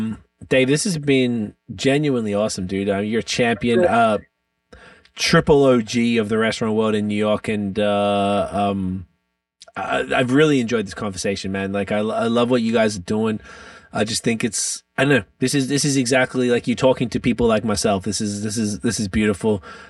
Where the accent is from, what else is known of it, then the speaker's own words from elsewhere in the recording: Melbourne, Victoria, Australia; I'm from Melbourne, Australia, and Melbourne is, I heard Greek was the second most Greeks outside of Athens.